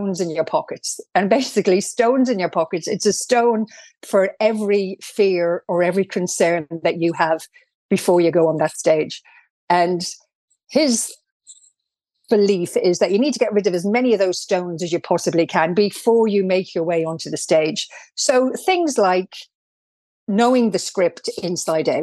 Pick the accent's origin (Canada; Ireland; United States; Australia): Ireland; accent: Irish; I couldn't believe I sounded as Irish.